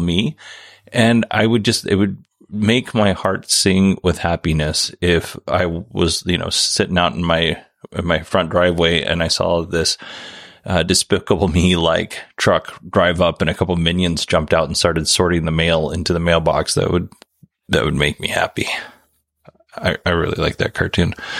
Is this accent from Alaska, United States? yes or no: yes; Kenai Peninsula, Alaska, United States; I grew up on the Kenai Peninsula